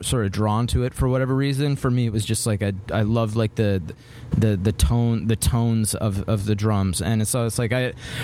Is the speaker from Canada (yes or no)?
yes; Vancouver, British Columbia, Canada; I'm from Vancouver, Canada